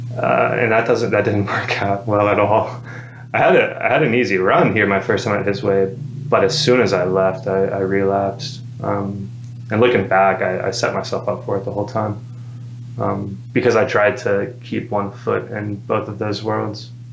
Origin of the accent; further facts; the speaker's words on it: Madison, Alabama, United States; I grew up in Madison